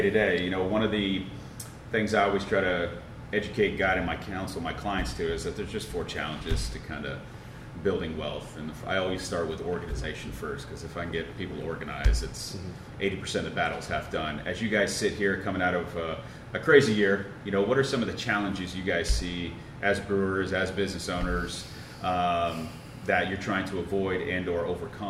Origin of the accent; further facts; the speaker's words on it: Florida, United States; moved away as an adult; now in Midwest, United States; I grew up in Florida, moved up here in the Midwest in 2013